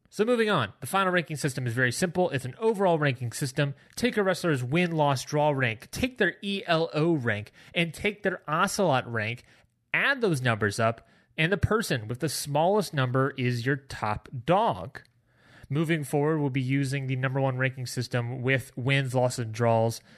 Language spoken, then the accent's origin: English; Washington, District of Columbia, United States; my hometown of Washington, D C